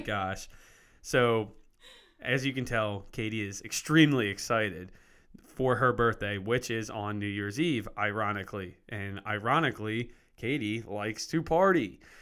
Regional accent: Lansdale, Pennsylvania, United States; born or raised there

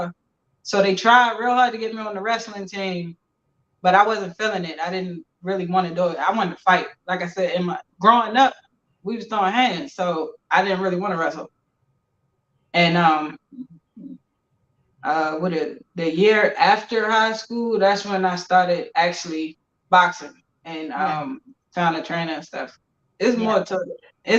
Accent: Baltimore, Maryland, United States; I'm from Baltimore City, from Park Heights area.

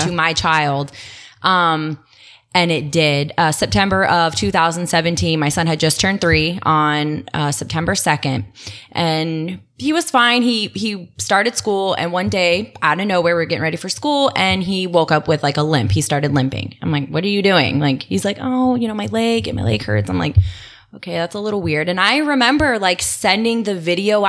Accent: Orlando, Florida, United States; also born or lived in Rochester, Michigan; now in Apopka, United States; I consider myself a Floridian. I grew up, I kind of mostly in the Orlando area, sort of all over.

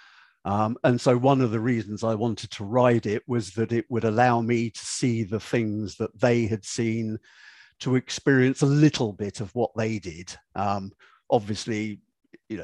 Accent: United Kingdom; being British

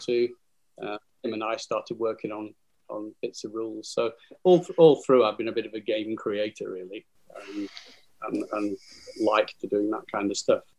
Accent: Burnley, North West England, United Kingdom; I'm from Burnley." Where do you go to school? Burnley Grammar School

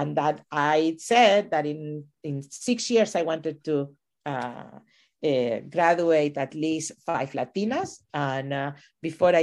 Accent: Venezuela; also born or lived in Chile / New Mexico / New Jersey; now in United States; I was born in Chile and raised in Venezuela.

